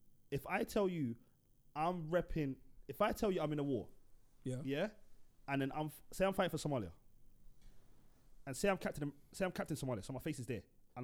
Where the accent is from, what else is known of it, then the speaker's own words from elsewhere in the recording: London, United Kingdom; I'm from London.